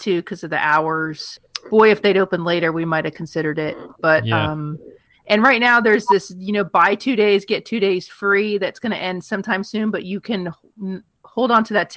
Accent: Florida, United States; moved away; I grew up in Florida

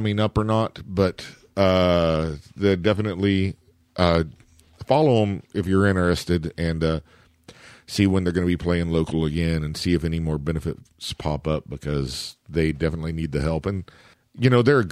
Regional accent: Shawnee, Oklahoma, United States; Shawnee, my hometown

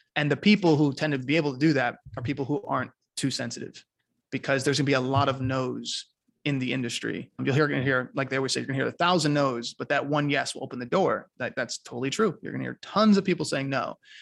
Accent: New York, United States; now in Costa Rica; I was raised in New York

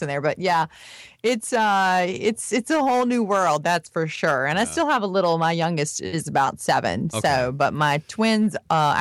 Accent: rural Florida, United States; I am actually from a more rural part of Florida where there's a lot of farmers and it is really, truly the South

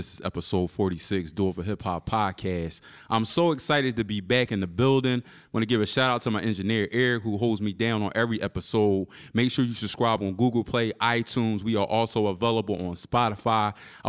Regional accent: Philadelphia, Pennsylvania, United States; I'm from South Philly.

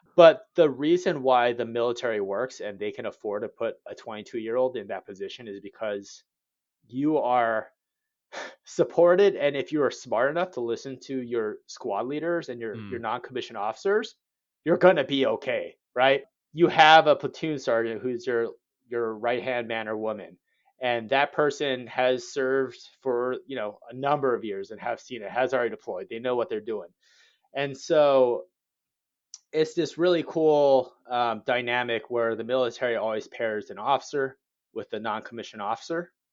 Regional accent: Cerritos, California, United States; moved away; growing up in Cerritos

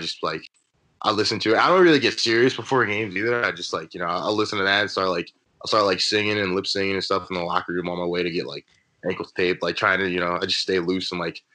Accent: New York, United States; moved away as an adult; now in North Carolina, United States; I'm from New York

